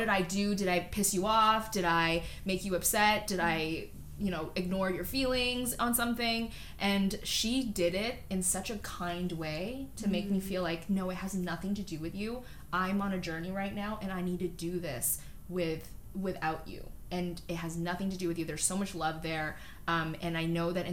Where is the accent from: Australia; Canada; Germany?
Canada; Toronto, Ontario; also born or lived in North York / Scarborough / Markham; I grew up in North York. Mm-hmm. I grew up kind of all over Toronto